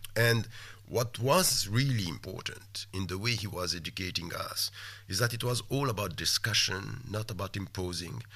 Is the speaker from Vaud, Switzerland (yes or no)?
no; Geneva, Switzerland; moved away as an adult; also born or lived in Wembley, London; now in London, United Kingdom; I, I, was born and raised in, in Geneva